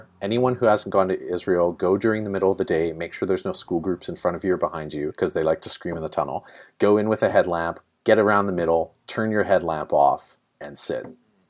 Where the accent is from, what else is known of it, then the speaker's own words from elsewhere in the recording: northern British Columbia, Canada; moved away as an adult; also born or lived in Vancouver / Dublin / Toronto; So born and raised in northern British Columbia. Spent some time in Vancouver.